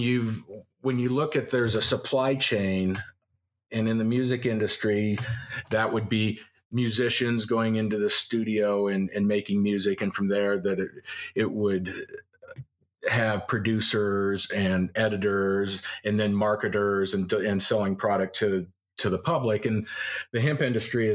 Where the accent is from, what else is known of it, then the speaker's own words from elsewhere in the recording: Loveland, Colorado, United States; moved away as an adult; also born or lived in Seattle; I grew up in Loveland